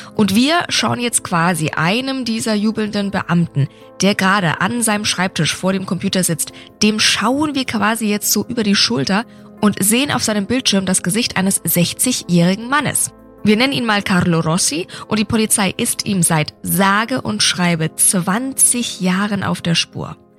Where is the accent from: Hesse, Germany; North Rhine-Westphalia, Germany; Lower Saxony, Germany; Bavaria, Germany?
Bavaria, Germany; Nuremberg; in meiner Heimatstadt in Nürnberg